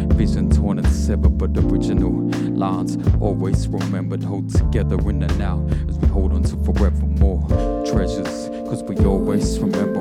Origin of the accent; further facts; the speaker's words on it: Australia; also born or lived in Kulin Nation (Victoria); I'm a Yorta Yorta person myself